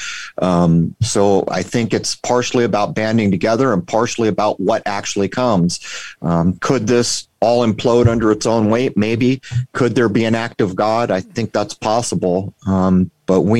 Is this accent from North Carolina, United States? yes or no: no; San Diego, California, United States; now in Rhode Island, United States; I'm in Rhode Island. I grew up in San Diego